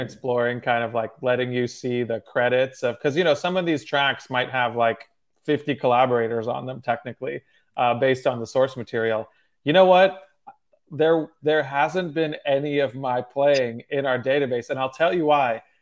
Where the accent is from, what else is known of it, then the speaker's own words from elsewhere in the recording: Cincinnati, Ohio, United States; also born or lived in Moscow, Russia / Michigan; I moved to Cincinnati, Ohio